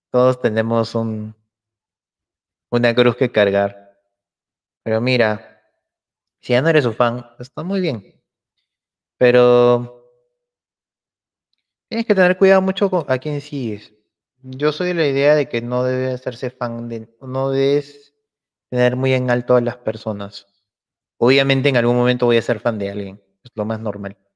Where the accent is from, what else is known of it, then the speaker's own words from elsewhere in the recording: Lima, Peru; Eh, soy peruano, limeño, olivense.